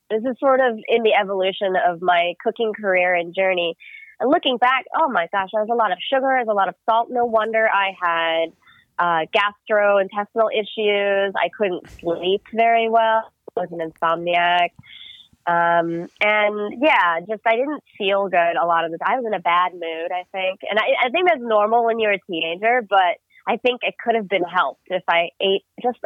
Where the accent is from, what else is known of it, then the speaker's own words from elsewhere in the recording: United States; I'm Filipino American, and my parents immigrated to the U.S. in the 70s and 80s